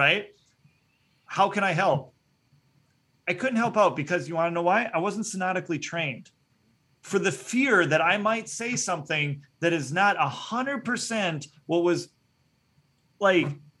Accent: Minneapolis, Minnesota, United States; here in Minneapolis, my hometown

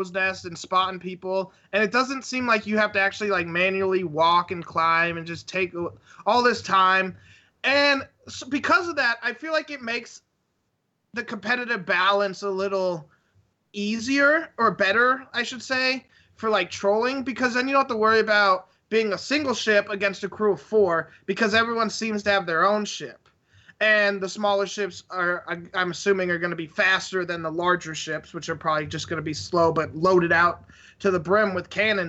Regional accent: California, United States; I'm from California

